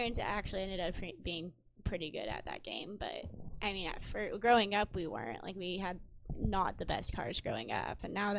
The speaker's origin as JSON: {"language": "English", "town": "Laguna Beach", "region": "California", "country": "United States", "tie": "born or raised there", "said": "I grew up in Laguna Beach, so, like, obviously, you know, and I grew up in a very nice area of Laguna Beach, too."}